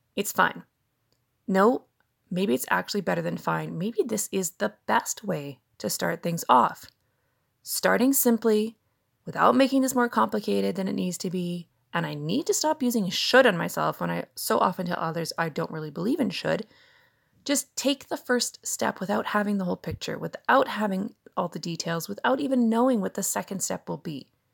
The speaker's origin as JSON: {"language": "English", "country": "Canada", "said": "I'm a Canadian mom of two grown children"}